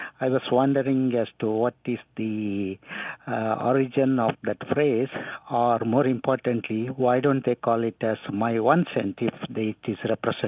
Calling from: Greenville, North Carolina, United States; I am calling from Greenville, North Carolina.

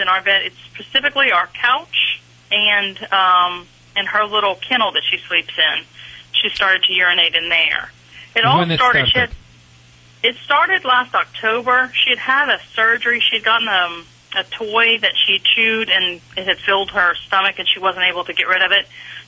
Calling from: College Station, Texas, United States; I am calling from College Station, Texas.

